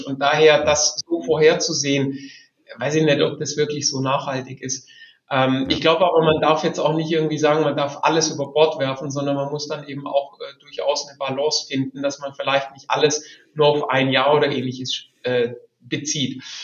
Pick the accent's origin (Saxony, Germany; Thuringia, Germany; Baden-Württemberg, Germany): Baden-Württemberg, Germany; Albstadt; aufgewachsen bin ich zwischen Stuttgart und dem Bodensee äh, auf der okay. Schwäbischen Albstadt